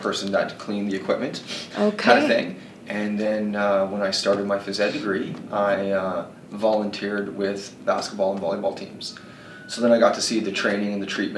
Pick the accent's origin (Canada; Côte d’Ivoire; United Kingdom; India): Canada; Alberta; moved away as an adult; also born or lived in California; now in Kelowna, Canada; when I was younger, growing up in Alberta